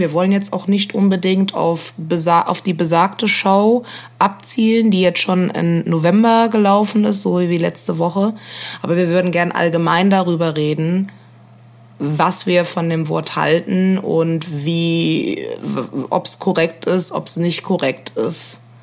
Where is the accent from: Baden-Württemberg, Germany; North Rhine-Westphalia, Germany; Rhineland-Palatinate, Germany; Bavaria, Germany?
Rhineland-Palatinate, Germany; Koblenz; now in Berlin, Germany; ich bin äh, in Rheinland-Pfalz aufgewachsen